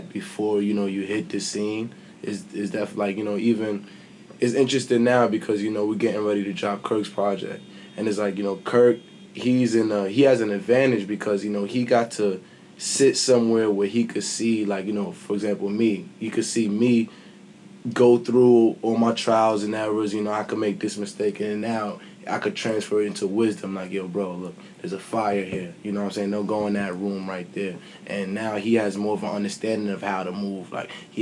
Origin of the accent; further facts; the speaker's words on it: New York City, New York, United States; I'm a kid from Brooklyn